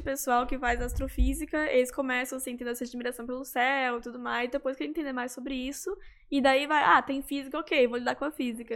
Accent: Florianópolis, Santa Catarina, Brazil; moved away as an adult; now in Netherlands; Na, nasci, cresci assim, em Florianópolis, uhum. e daí com 18 anos eu fui pra, pra Holanda fazer a graduação em astronomia

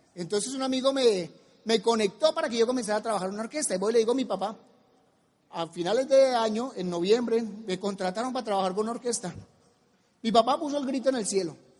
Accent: Colombia; en mi país

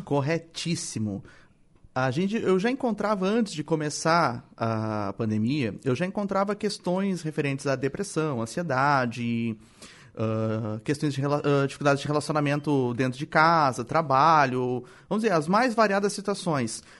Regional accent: Porto Alegre, Rio Grande do Sul, Brazil; also born or lived in Torres; eu nasci em Porto Alegre, mas morei anos e anos em Torres

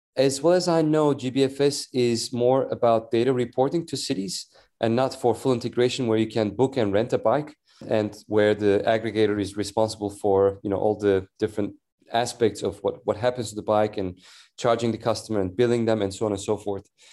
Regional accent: Istanbul, Turkey; moved away as an adult; also born or lived in San Francisco Bay Area / Washington DC / New York / London; now in Copenhagen, Denmark; I grew up in Istanbul, Turkey.

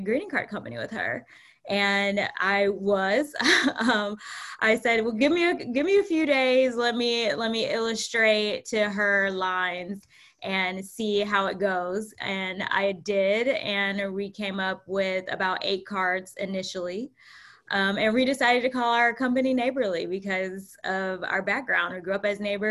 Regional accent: Atlanta, Georgia, United States; moved away as an adult; also born or lived in Harlem, New York; now in New York, United States; we grew up together right outside of Atlanta, on the South Side.

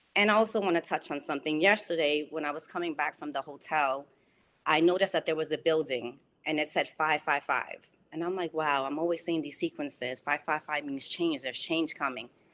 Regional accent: New York City, New York, United States; moved away as an adult; now in West Palm Beach, United States; I grew up on Webster Avenue and one hundred sixty-nine Street

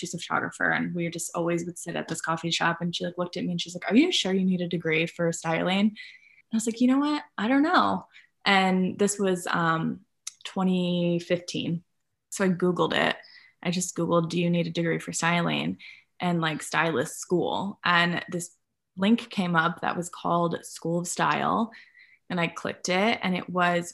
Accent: Grand Rapids, Michigan, United States; moved away; I'm from Michigan originally. I'm from Grand Rapids. And at the time I was in high school

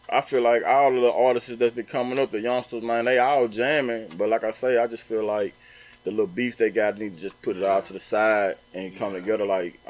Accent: the South, Southern United States, United States; also born or lived in New York / Atlanta, Georgia; now in Louisiana, United States; I'm just a South. I'm from down South.

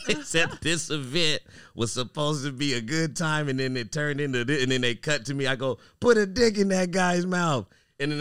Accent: Fresno, California, United States; Fresno, my hometown.

